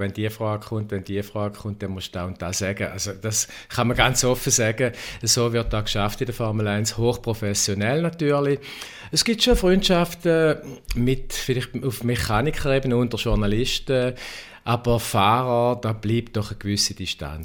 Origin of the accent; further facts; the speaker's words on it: Schaffhausen, Switzerland; weil ich bin auch Schaffhauser